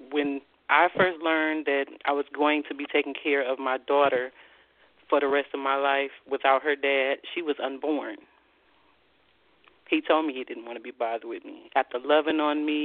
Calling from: Columbus, Ohio, United States; I'm calling from Columbus, Ohio.

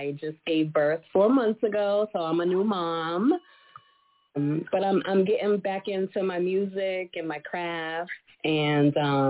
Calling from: Massachusetts, United States

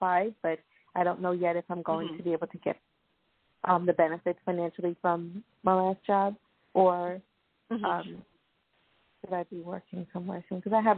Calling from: Long Island, New York, United States; I'm calling from Long Island, New York.

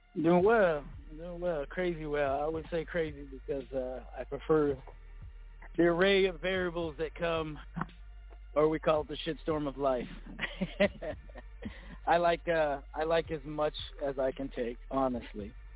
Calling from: Phoenix, Arizona, United States; calling from the Phoenix area

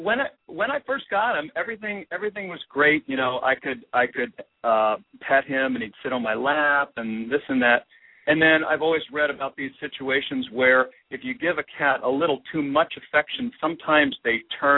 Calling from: Oak View, California, United States; I'm calling from Oakview, right next to Ojai, where you are.

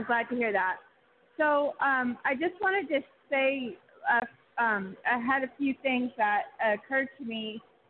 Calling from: Oregon, United States; from Oregon.

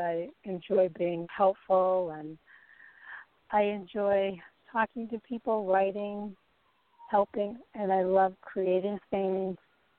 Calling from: Nevada, United States; calling from Nevada.

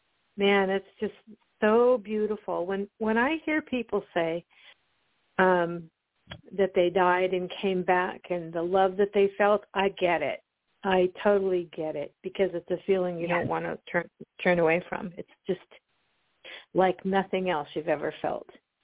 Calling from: Oregon, United States; I'm calling from Oregon.

